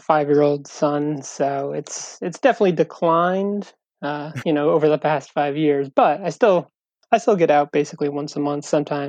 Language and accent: English; Vernon, New Jersey, United States; now in Long Island, United States; I grew up in Vernon, New Jersey, which is like about 15 minutes from Warwick.